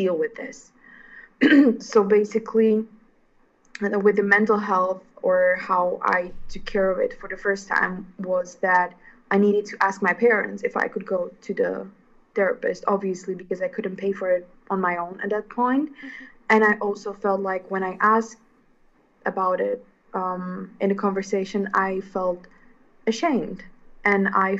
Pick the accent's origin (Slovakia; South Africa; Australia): Slovakia; moved away as an adult; also born or lived in The Hague, Netherlands; now in Milan, Italy; I am from Slovakia